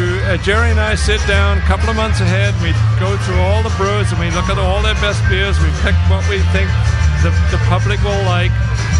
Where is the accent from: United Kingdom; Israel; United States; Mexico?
United Kingdom; England; accent: strange Canadian accent; also born or lived in New Brunswick, Canada; now in Canada; I was born in England.